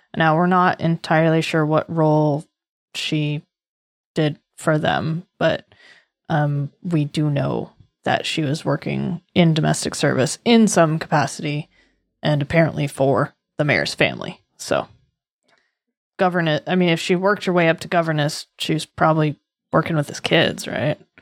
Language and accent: English; Massachusetts, United States; I was raised on the East Coast